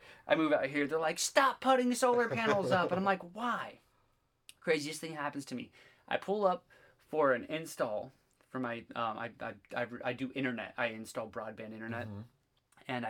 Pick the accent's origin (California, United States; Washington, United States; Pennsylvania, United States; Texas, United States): Washington, United States; Olympia; now in Fort Wayne, United States; I'm from Olympia, Washington, right? That's where I lived. I lived in Olympia, Washington, and then I moved here.